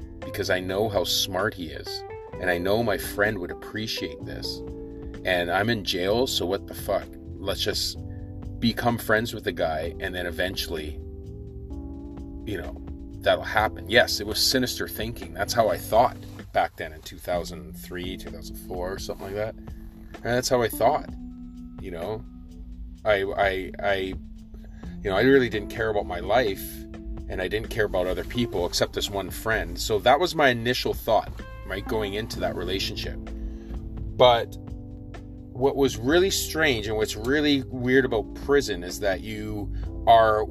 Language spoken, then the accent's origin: English; Victoria, British Columbia, Canada; growing up in Victoria